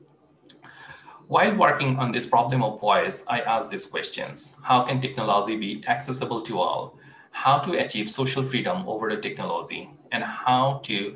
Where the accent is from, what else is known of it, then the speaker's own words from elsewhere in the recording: Bangladesh; I grew up in Bangladesh in late 1990s